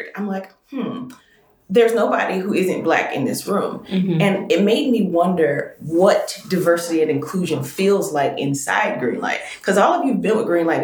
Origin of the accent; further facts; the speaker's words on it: the South, United States; I grew up in the South with a grandma